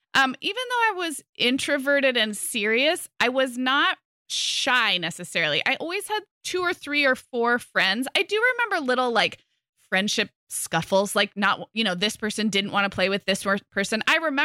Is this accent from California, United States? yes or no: yes; California, United States; but growing up in California, would get plenty blonde, especially in the summer, a little bit freckly.